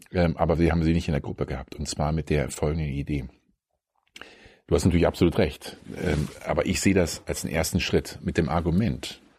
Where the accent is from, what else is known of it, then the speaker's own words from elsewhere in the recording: Berlin, Germany; wie das jetzt ist, als Berliner nach, keine Ahnung, nach Köln oder nach München zu fahren.